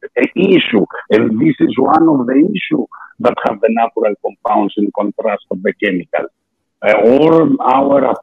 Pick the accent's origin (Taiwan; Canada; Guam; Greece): Greece; English is a second language; my accent, because I'm Greek, and a little bit my status of English, because I'm more natural Italian and Spanish speaker.